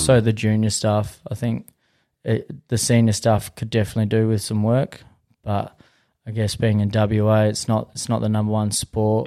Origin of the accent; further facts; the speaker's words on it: Western Australia, Australia; I'm from this area